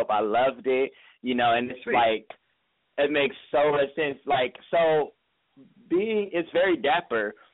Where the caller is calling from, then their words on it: Los Angeles, California, United States; I'm calling from Hollywood, California